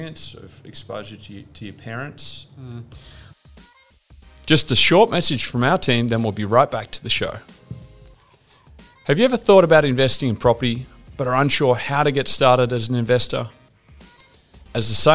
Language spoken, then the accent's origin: English; Melbourne, Victoria, Australia; growing up in Melbourne